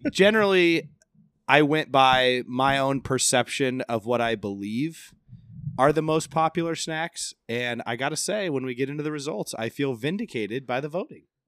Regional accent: Central Iowa, United States; So I'm from Central Iowa

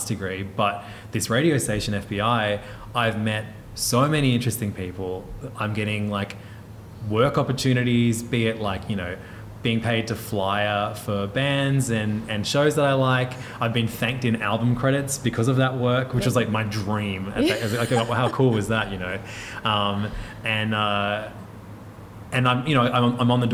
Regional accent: Hornsby, New South Wales, Australia; I grew up in Hornsby

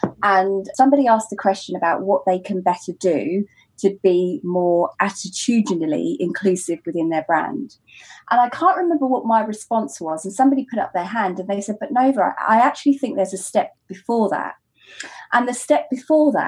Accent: United Kingdom; as a British bride who's also happens to be black

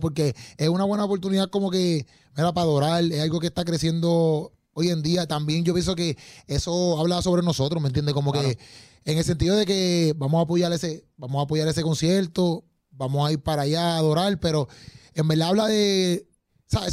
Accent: Puerto Rico; nosotros, ¿verdad? Como puertorriqueños

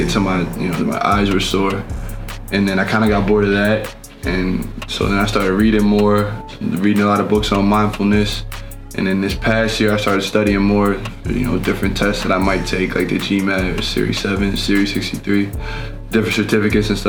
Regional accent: United States; as an American

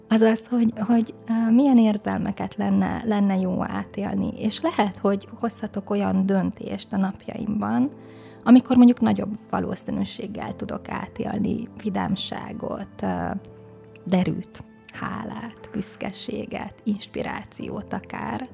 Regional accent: Szabolcs-Szatmár-Bereg, Hungary; Szabolcs Szakmárbereg megyében nőttem föl egy kis városban, és én nagyon megtapasztaltam ott a Szatmári tájon

